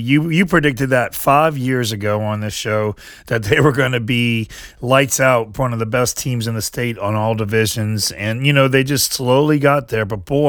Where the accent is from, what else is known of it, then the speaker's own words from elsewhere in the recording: New Iberia, Louisiana, United States; I grew up saying Erath, you know. I'm from New Iberia.